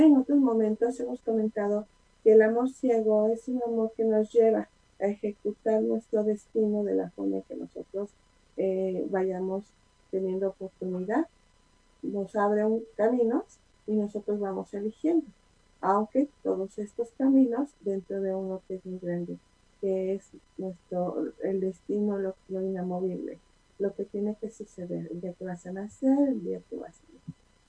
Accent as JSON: {"language": "Spanish", "region": "Puebla", "country": "Mexico", "said": "Como buena poblana"}